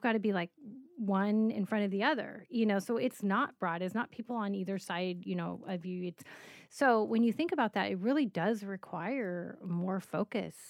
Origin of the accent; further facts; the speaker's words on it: Colorado, United States; I grew up in Colorado, walking a lot of paths, hiking, growing up in the mountains